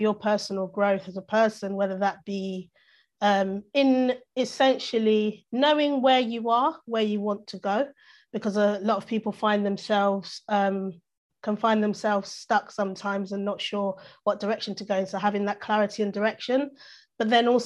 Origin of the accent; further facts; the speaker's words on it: London, United Kingdom; I've grown up in London, essentially